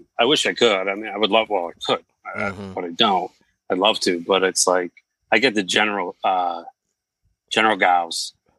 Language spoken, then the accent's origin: English; Massachusetts, United States; born or raised there